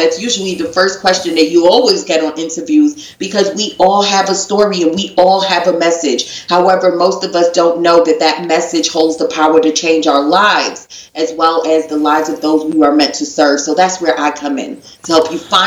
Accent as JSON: {"language": "English", "town": "New York City", "region": "New York", "country": "United States", "said": "I'm from Brooklyn, New York. So I'm 17 years old"}